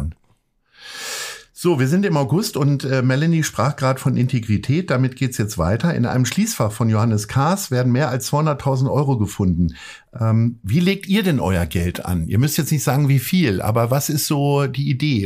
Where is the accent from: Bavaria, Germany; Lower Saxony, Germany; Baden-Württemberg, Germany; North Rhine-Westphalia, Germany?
Lower Saxony, Germany; Hanover; ich komme aus Hannover